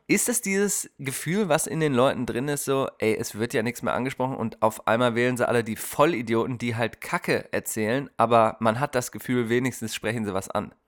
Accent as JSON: {"language": "German", "country": "Germany", "moved": "yes", "lives_now": "Portland, United States", "said": "wir können uns als Deutsche"}